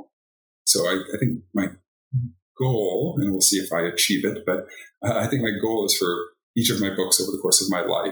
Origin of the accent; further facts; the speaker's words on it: Boston, Massachusetts, United States; moved away as an adult; now in Oregon, United States; I'm from the East Coast, from Boston